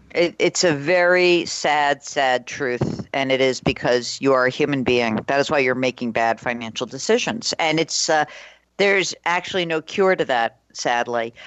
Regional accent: New York, United States; moved away as an adult; also born or lived in New England; I'm from New York originally

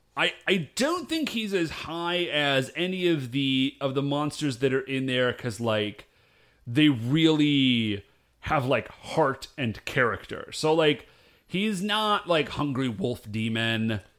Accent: United States; I'm American

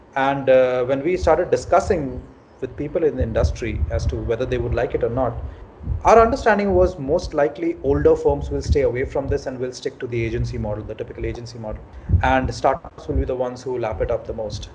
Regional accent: Ranchi, Jharkhand, India; moved away as an adult; now in Mumbai, India; I'm from Ranchi originally. Back in 2008, I uh, came from Ranchi to Bombay, and I've been in Bombay ever since.

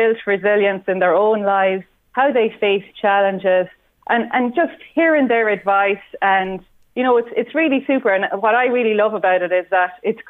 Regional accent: Cashel, Munster, Ireland; I'm from Cashel, the beautiful part of the countryside

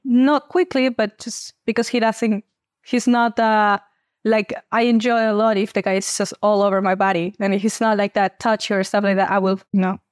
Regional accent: Peru; I'm twenty-five years old, and I come from Peru.

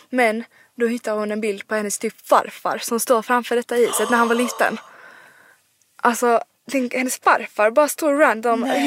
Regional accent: Rydebäck, Skåne, Sweden; born or raised there; moved away

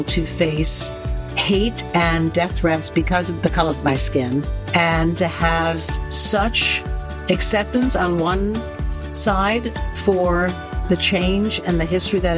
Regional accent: New York, United States; Born and bred in New York.

